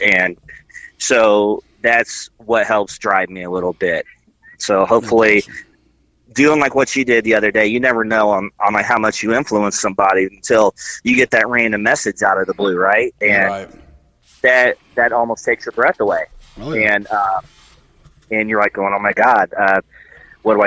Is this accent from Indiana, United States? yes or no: yes; rural Indiana, United States; I grew up in the middle of a lot of cornfields